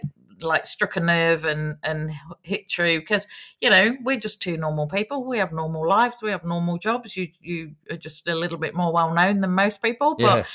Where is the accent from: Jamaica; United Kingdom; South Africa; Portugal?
United Kingdom; England; now in Australia; I'm born English, proud Australian now